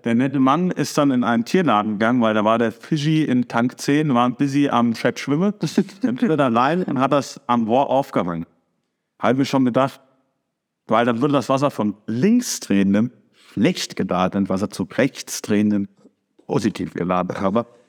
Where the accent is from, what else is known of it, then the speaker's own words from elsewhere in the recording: Germany; die Deutschen